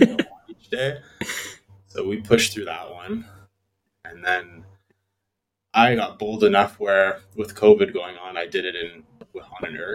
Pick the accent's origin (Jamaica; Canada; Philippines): Canada; Toronto, Ontario; now in Vancouver, Canada; originally from Toronto